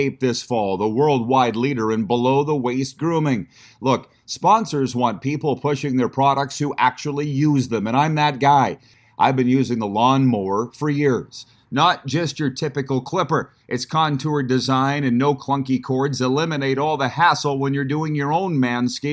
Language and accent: English; the West, Western Canada, Canada; moved away; you and I are both from the West